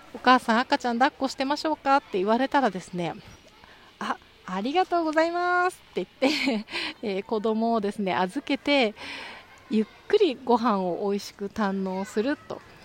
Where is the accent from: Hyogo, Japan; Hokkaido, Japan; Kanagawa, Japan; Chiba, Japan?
Kanagawa, Japan; moved away as an adult; now in Tokyo, Japan; で私はですね神奈川県で生まれ育って、えー、この8年はですね東京で暮らしてるんですけれども